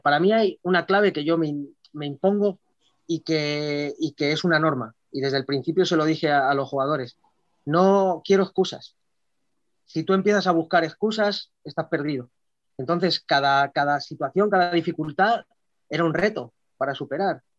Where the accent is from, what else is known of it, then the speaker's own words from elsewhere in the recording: Madrid, Community of Madrid, Spain; la mayoría de los jugadores y cuerpo técnico incluido somos de Madrid